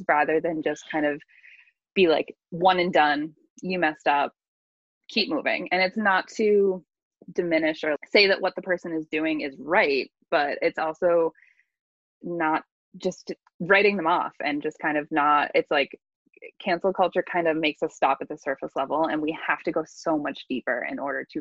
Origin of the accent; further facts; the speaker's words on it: Boston, Massachusetts, United States; now in California, United States; I am originally from Boston, over on the East Coast